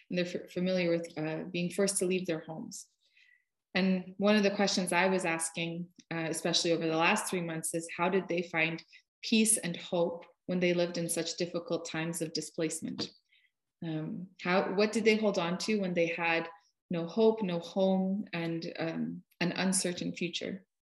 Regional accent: Russia; now in United States; my parents and I immigrated from Russia. So I, I speak a little bit of Russian. It's enough to get

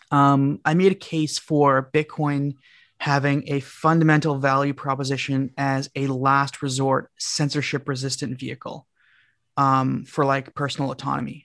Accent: Canada; I'm from Canada

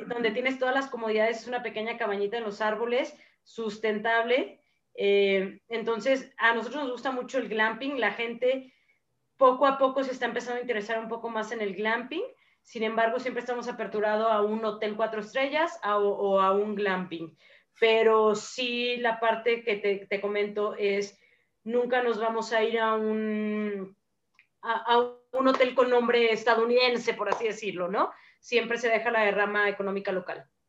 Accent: Mexico; nuestras culturas y tradiciones como mexicanos

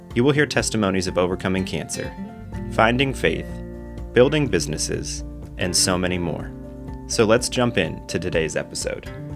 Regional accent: Akron, Ohio, United States; I was born and raised in Akron, Ohio, and still live in the greater Akron area

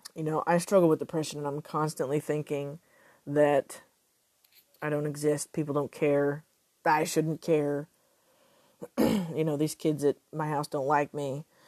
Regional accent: Texas, United States; I I am Texan

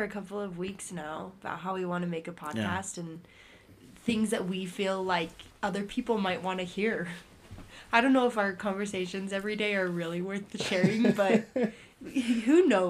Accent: Blanding, Utah, United States; I'm from Blanding, Utah. If you've heard about it, I'll be your best friend. I am 23, nursing student

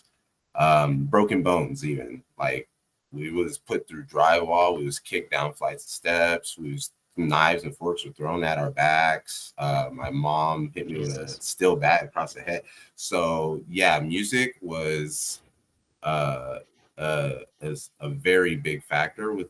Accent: Texas, United States; I grew up in Texas too.

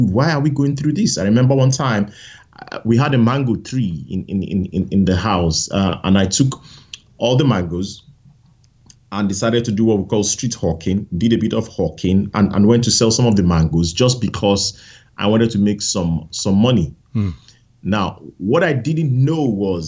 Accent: Nigeria; I grew up in Nigeria, in a village

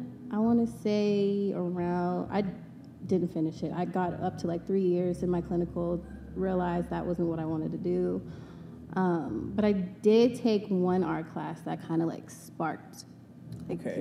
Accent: Las Vegas, Nevada, United States; also born or lived in Long Beach, California / Japan; I was raised in Vegas, born in Long Beach

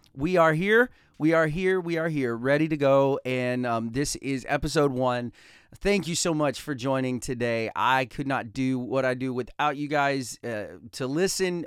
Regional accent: Talladega, Alabama, United States; I came from Talladega, Alabama. I was born and raised, I have two wonderful parents, um, and I have a brother and a sister, and I was raised in Talladega, Alabama

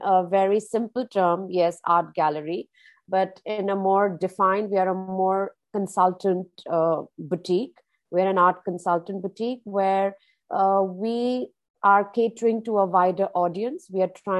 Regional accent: India; moved away as an adult; now in Dubai, United Arab Emirates; born and brought up in India

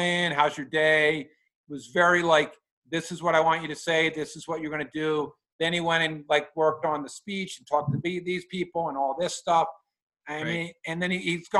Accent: Philadelphia, Pennsylvania, United States; moved away; I grew up in Philly

